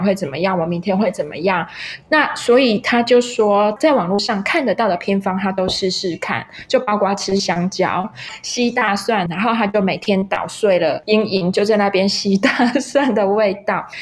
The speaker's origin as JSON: {"language": "Chinese", "country": "Taiwan", "accent": "Taiwanese Mandarin (台湾国语)", "said": "大概跟我的口音有点像，就是台湾国语"}